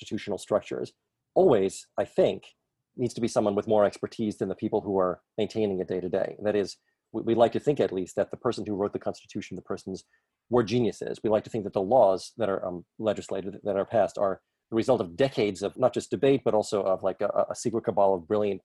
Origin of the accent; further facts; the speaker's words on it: New York City, New York, United States; I grew up in the Bronx